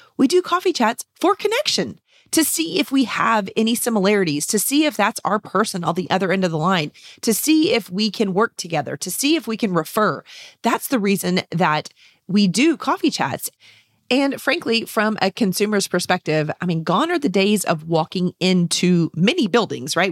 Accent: San Antonio, Texas, United States; here in San Antonio, Texas, my hometown and state

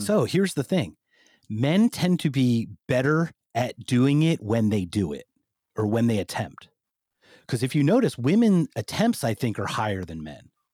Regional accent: Philadelphia, Pennsylvania, United States; moved away; I'm from the Philadelphia area

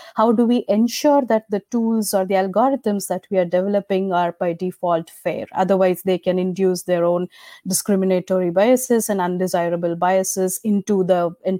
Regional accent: India; moved away as an adult; now in United States; I come from India. I moved to the United States for my PhD in 2012. I have been working in machine learning since I was a student in India.

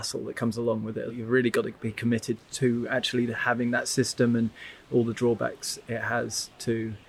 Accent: London, United Kingdom; I haven't got a trail name yet. I'm from London in the UK.

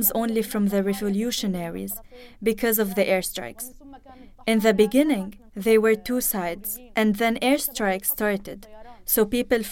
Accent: Idlib, Idlib Governorate, Syria; also born or lived in Aleppo; I'm from Idlib, and I lived in Aleppo.

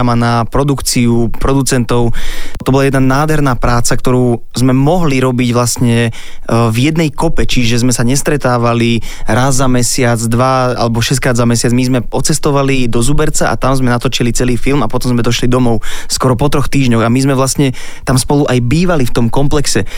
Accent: Senec, Bratislava Region, Slovakia; ja som zo Senca, som hrdý Senčan.

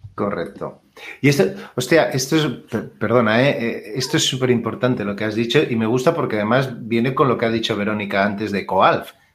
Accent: Catalonia, Spain; yo que soy catalán

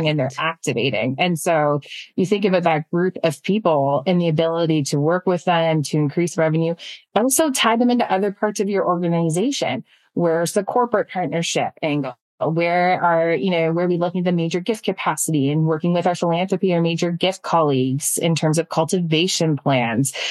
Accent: Canada; I'm Canadian, right? right? So like, we don't want to be talking about this. We're very nice, polite people.

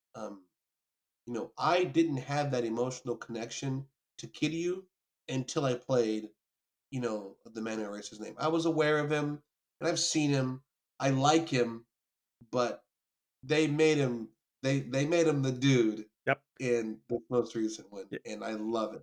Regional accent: New York, United States; moved away; also born or lived in the South (US); I was born in New York

